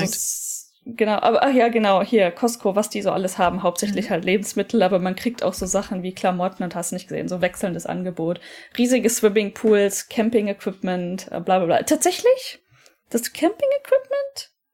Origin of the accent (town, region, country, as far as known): Germany; now in Japan